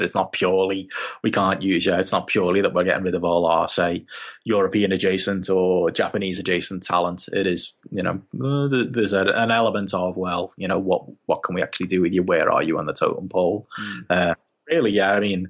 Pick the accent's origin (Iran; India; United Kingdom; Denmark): United Kingdom; because I'm a British wrestling journalist at these shows.